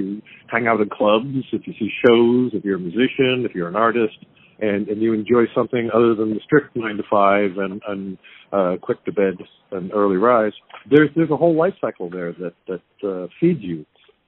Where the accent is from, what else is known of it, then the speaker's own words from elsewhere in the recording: New Jersey, United States; New Jersey.